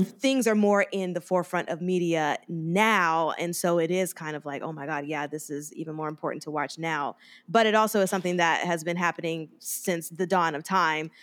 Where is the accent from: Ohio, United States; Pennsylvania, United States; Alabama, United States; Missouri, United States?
Alabama, United States; Mobile; moved away; also born or lived in Harlem, New York; my hometown, guys, Mobile, Alabama.